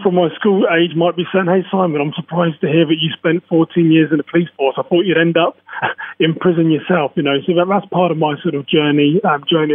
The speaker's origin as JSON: {"language": "English", "town": "Reading", "region": "South East England", "country": "United Kingdom", "tie": "born or raised there", "accent": "English", "moved": "as an adult", "lives_now": "Minnesota, United States", "said": "I'm from a town called Reading, which is around sort of 40, 50 miles west of London"}